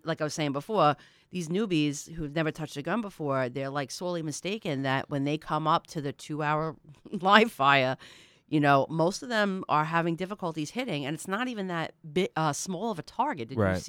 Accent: New York, United States; We grew up on Long Island where we can't shoot in our backyards.

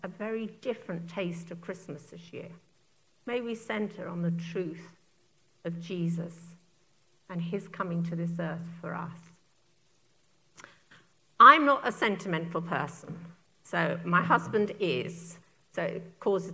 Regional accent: Turner's Hill, South East England, United Kingdom; the village I was raised in England, little village called Turner's Hill

